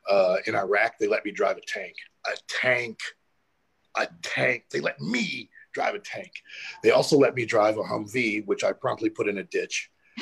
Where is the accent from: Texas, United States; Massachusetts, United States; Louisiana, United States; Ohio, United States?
Ohio, United States; Cleveland; moved away; I'm originally from Cleveland, Ohio. That's home. East Side kid.